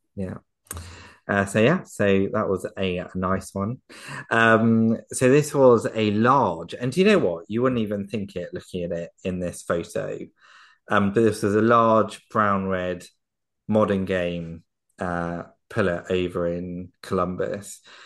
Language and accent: English; Surrey, South East England, United Kingdom; I'm from, I'm from Surrey in England